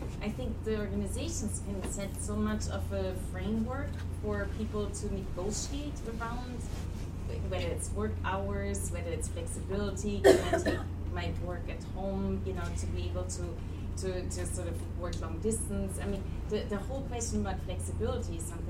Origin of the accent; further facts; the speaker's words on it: Germany; moved away; I'm from Germany originally